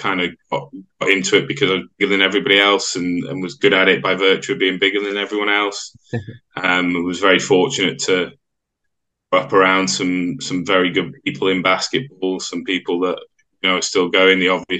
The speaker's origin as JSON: {"language": "English", "town": "Wallasey", "region": "North West England", "country": "United Kingdom", "tie": "born there", "said": "I was born in Croke Park Hospital in Wallasey, which is near Birkenhead on the Wirral. Okay. I don't have the accent because my mum's from down south"}